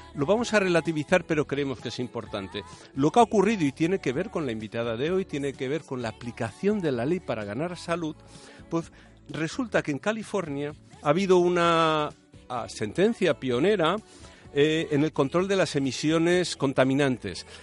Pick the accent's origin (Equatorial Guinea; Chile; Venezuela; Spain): Spain; Balearic Islands; mi tierra, de Baleares